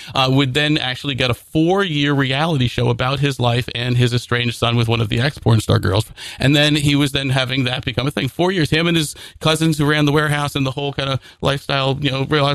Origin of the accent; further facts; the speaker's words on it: the middle of New Jersey, United States; In the middle of New Jersey